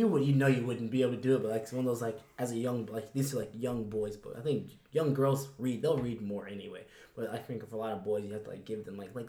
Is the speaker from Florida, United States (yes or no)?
yes; Florida, United States; I'm from Florida